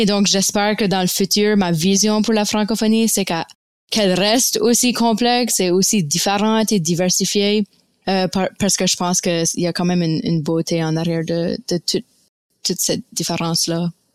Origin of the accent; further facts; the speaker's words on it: Fredericton, New Brunswick, Canada; accent: Acadian (Baie); also born or lived in Baie-Sainte-Marie, Nova Scotia; now in Moncton, Canada; je suis une Acadienne originaire de la Nouvelle-Écosse. Euh, mais j'ai grandi à Fredericton au Nouveau-Brunswick